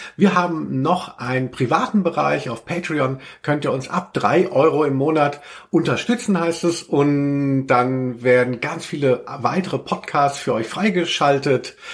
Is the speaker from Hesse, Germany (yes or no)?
yes; a village near Hanau, Hesse, Germany; auf dem Dorf, wo ich herkomme, also in, die Schule war in Hanau